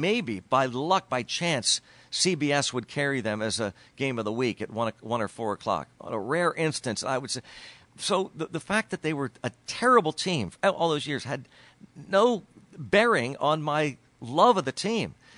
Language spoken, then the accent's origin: English; Harrisburg, Pennsylvania, United States; also born or lived in Washington, D.C.; We moved out of there, um, late sixties, I guess nineteen sixty-nine, when, uh, uh, race riots were occurring all over the country, and my dad up and moved the, the family, uh, six boys and a baby girl to, uh, the Harrisburg area.